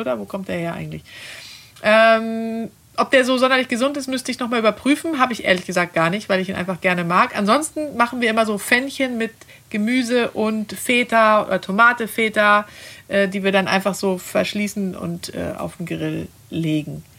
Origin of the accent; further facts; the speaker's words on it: Sweden; now in Germany; in Schweden, wo ich herkomme